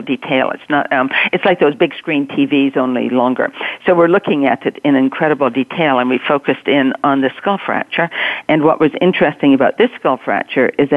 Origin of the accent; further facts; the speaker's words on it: Canada; moved away; I'm Canadian, grew up in a small town